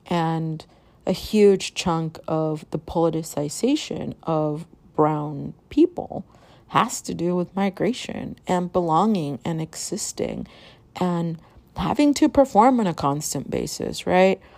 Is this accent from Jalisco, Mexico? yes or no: yes; Guadalajara, Jalisco, Mexico; moved away; I was born in Guadalajara, and I grew up in Guadalajara. Like, I bounced back and forth on what's called a transnational child.